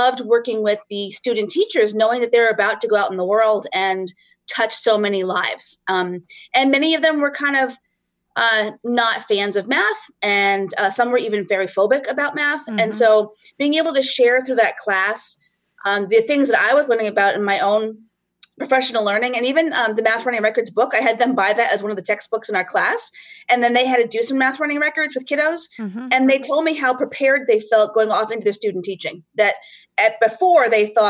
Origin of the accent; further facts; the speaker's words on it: Rhode Island, United States; also born or lived in Northern New Hampshire; now in New Hampshire, United States; I grew up in Rhode Island, but Northern New Hampshire the last 25 years